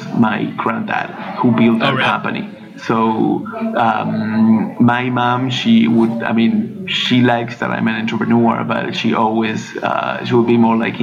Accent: Argentina; moved away as an adult; also born or lived in France; I'm from Argentina.

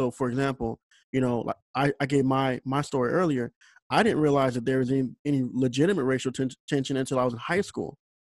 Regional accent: St. Louis, Missouri, United States; I grew up in St. Louis

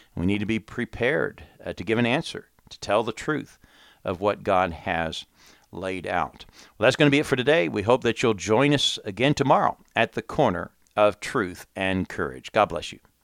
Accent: United States; come back to my home country and warn my countrymen

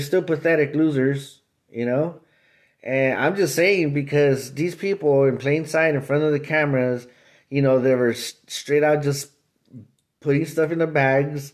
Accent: Los Angeles, California, United States; I was born and raised in East

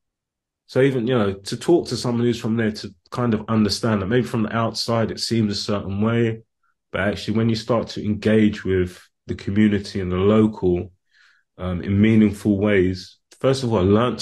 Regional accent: London, United Kingdom; I grew up in London

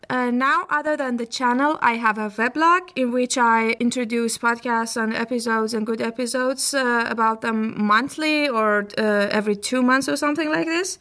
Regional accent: Iran; my country, Iran. I come from Iran, a country in Middle East who lots of you also know as Persia.

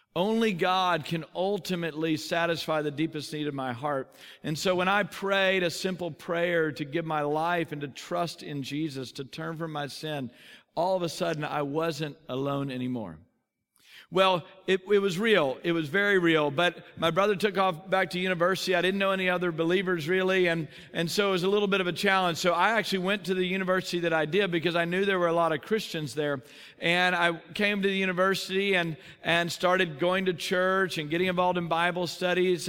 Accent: Texas, United States; I grew up in Texas

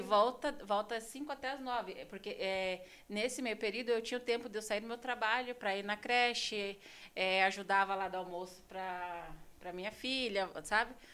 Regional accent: São Paulo, Brazil; moved away as an adult; also born or lived in Registro, São Paulo / Spain; eu sou de uma cidade do interior de São Paulo, a cidade de Registro. Eu nasci lá

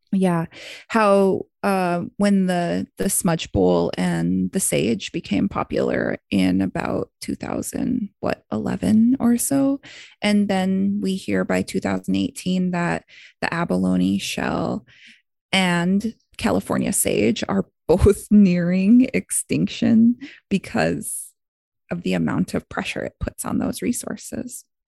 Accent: Blood Tribe, Alberta, Canada; my hometown, Blood Tribe

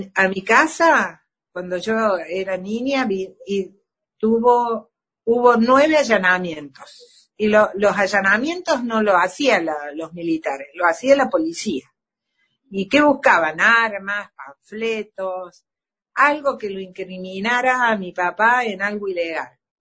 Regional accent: Argentina; como ciudadanos de la patria, de todos como argentinos

